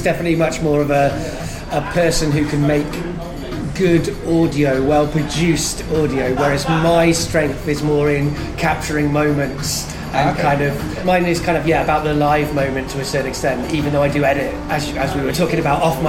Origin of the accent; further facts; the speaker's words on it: United Kingdom; I define as British, and for many years I've met people saying you should call yourself English or whatever